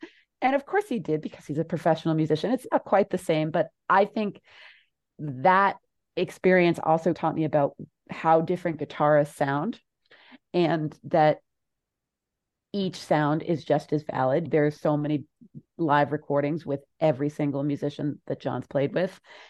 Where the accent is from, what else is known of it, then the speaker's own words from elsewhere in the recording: Northeast, United States; also born or lived in Louisiana; the place where I was born, because I was growing up in the Northeast, and all I had of my birthplace, I didn't know my family from there